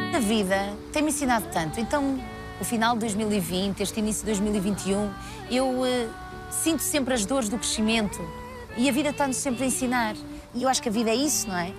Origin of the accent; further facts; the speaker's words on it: Santa Maria de Lamas, Norte, Portugal; accent: pronúncia do Norte; moved away as an adult; now in Lisbon, Portugal; Eu sou do Norte, sou de Santa Maria de Lamas, mas sempre vivi muito bem aqui em Lisboa